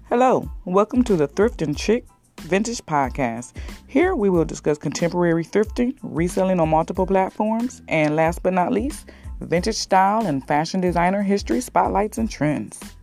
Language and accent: English; Detroit, Michigan, United States; I'm from Detroit